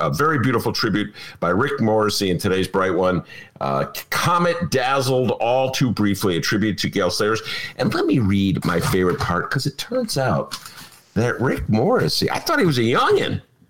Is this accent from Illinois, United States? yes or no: yes; Evanston, Illinois, United States; As a kid growing up in Evanston in the late 60s